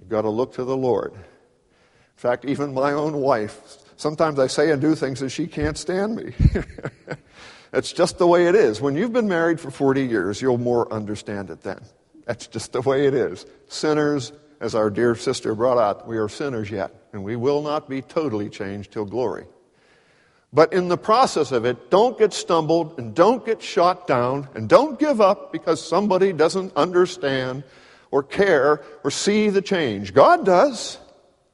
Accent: Pittsburgh, Pennsylvania, United States; I grew up in Pittsburgh in a city

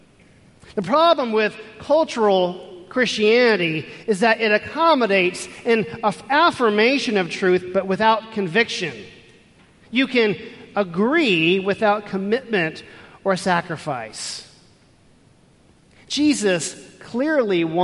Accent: Houston, Texas, United States; Growing up in Houston, Texas

